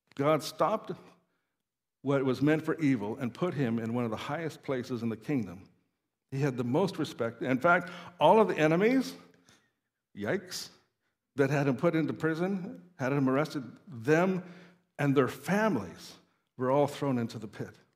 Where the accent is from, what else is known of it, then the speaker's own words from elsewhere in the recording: Saskatoon, Saskatchewan, Canada; moved away as an adult; also born or lived in Norway; I grew up in Saskatoon